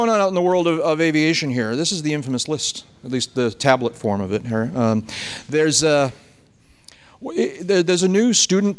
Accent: New Hampshire, United States; here in Florida. I think it's beautiful. I'm from New Hampshire

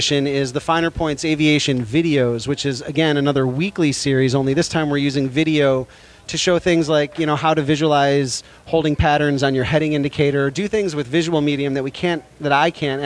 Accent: Chicago, Illinois, United States; now in San Francisco, United States; I'm from Chicago

